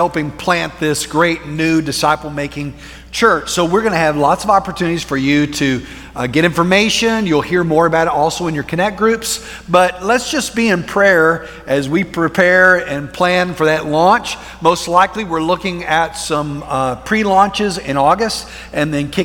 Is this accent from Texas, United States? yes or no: yes; Plainview, Texas, United States; we moved our family from Central Texas out to West Texas to a small town called Plainview